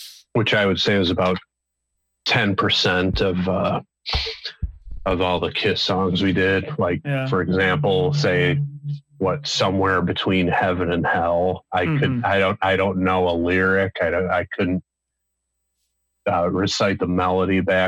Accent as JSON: {"language": "English", "town": "Detroit", "region": "Michigan", "country": "United States", "tie": "born or raised there", "moved": "yes", "said": "I grew up in the Detroit area"}